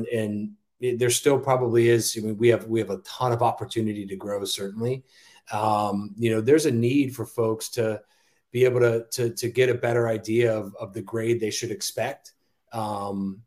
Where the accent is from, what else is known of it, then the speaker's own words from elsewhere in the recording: Columbus, Ohio, United States; I'm from Columbus. I used to live like one block over from the original Jenny's ice cream